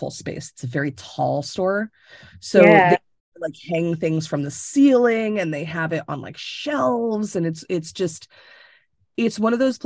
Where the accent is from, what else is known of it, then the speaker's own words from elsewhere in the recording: Tampa, Florida, United States; moved away as an adult; now in Connecticut, United States; I was born and raised in Tampa.